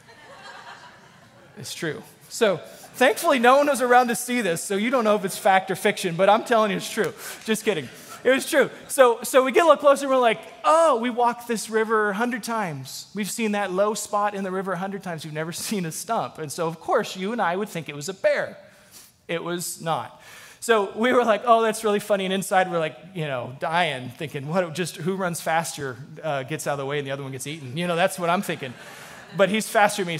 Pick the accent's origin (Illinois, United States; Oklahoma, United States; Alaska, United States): Alaska, United States; moved away as an adult; also born or lived in Texas; I grew up in Alaska